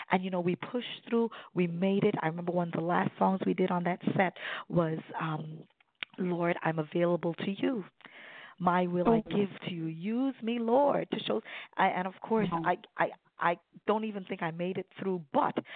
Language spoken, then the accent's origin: English; Sint Maarten; now in Baltimore Washington area, United States; I'm originally from the Caribbean, the beautiful islands of Sint Maarten.